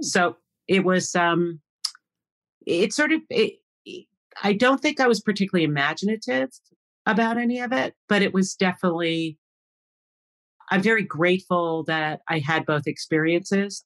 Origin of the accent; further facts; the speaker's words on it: Long Island, New York, United States; I grew up on Long Island